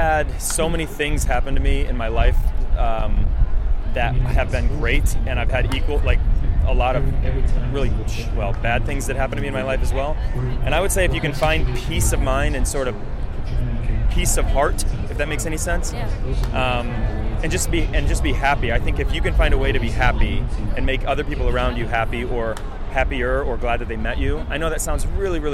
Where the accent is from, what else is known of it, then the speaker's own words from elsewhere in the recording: Chicago, Illinois, United States; I grew up in Illinois, and then I moved to Chicago when I was like 10. Uh-huh. And then I lived around Chicago